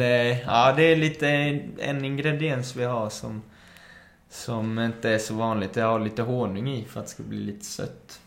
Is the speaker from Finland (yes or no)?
no; Málaga, Marbella, Andalusia, Spain; now in Sweden; är uppväxt i Spanien så det är mycket kaffe con leche där